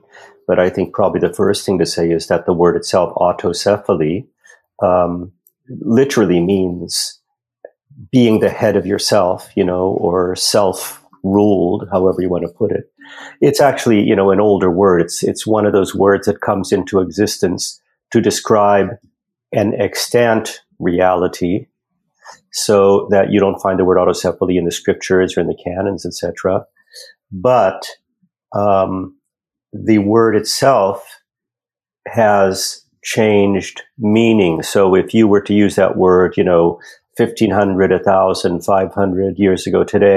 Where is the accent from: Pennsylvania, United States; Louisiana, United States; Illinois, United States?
Pennsylvania, United States; Western; moved away as an adult; now in Canada; I'm originally from Western Pennsylvania